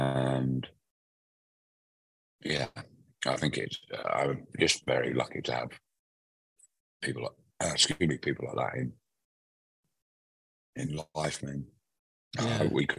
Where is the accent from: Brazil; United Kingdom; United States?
United Kingdom; Liverpool, North West England; moved away; I grew up in a place called Mossley Hill.